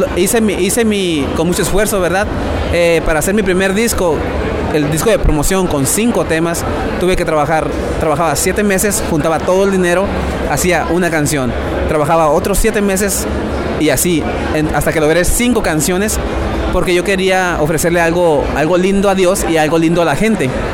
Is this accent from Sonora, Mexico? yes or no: yes; Sonora, Mexico; soy del norte de México, un lugar, un estado llamado Sonora, eh, frontera con Estados Unidos